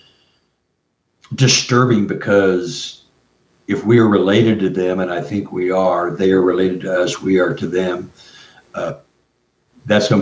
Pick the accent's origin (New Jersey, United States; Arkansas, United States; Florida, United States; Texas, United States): Texas, United States; I'm from Texas, so I know the area